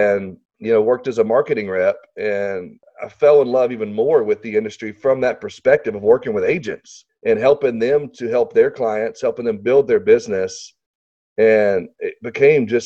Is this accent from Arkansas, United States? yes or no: yes; Little Rock, Arkansas, United States; I live in Arkansas, and so for people that are listening, I'm from Little Rock, Arkansas